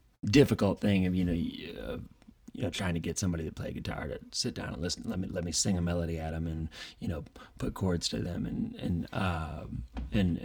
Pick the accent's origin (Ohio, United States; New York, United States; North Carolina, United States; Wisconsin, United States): Ohio, United States; Toledo; moved away; also born or lived in Chicago; I grew up in Toledo, Ohio